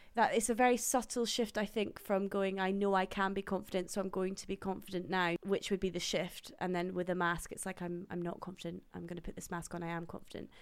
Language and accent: English; Dundee, Scotland, United Kingdom; moved away as an adult; also born or lived in Houston, Texas / Birmingham; now in London, United Kingdom; I was born in Houston, Texas, and then I moved over to Dundee in Scotland, where I grew up